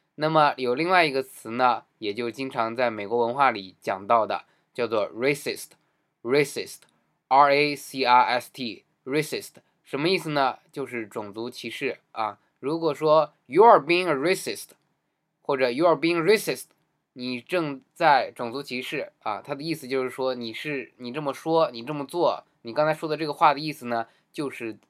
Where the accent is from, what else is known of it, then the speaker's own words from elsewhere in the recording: China; 尤其是我们中国人闹的误会